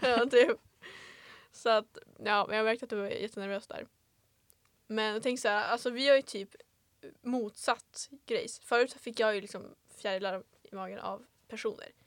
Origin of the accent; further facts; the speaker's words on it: Vilhelmina, Västerbotten County, Sweden; also born or lived in Örnsköldsvik; jag är ju född på BB i Övik. Mm -hmm. Kommer ursprungligen från Vilhelmina